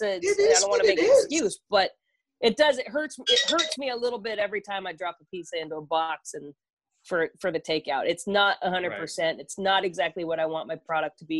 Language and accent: English; Sausalito, California, United States; also born or lived in Tahoe City, California; I'm from basically the Bay Area